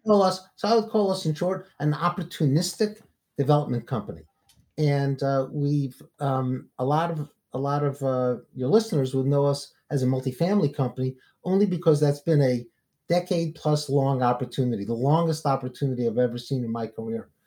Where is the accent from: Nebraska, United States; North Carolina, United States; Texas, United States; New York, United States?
New York, United States; New York City; now in Atlanta, United States; I grew up in the projects, actually, uh, in East New York and Brooklyn.